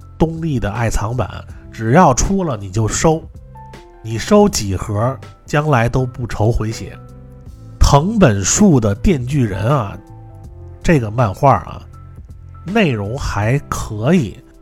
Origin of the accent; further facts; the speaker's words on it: Beijing, China; 我从小在这个北京和平门那边上学